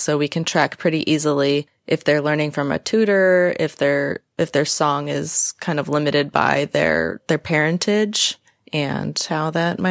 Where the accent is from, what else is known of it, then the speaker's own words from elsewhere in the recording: California, United States; we're from California